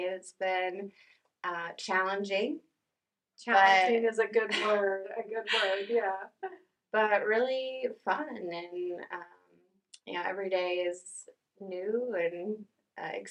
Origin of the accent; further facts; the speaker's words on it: north of Dallas, Texas, United States; also born or lived in Tulsa, Oklahoma; now in Tahlequah, United States; born in Tulsa and raised north of Dallas, and um, moved around the country and decided over the summer to relocate to Tahlequah